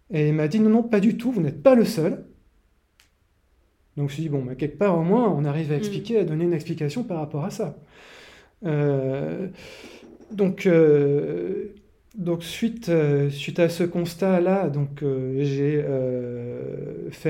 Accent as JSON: {"language": "French", "region": "Martinique", "country": "France", "said": "à l'origine, je viens des, pays chauds, de la Martinique."}